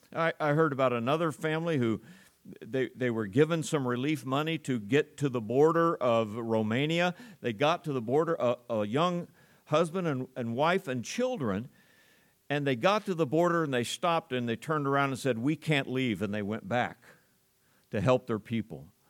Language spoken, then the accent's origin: English; United States; As an American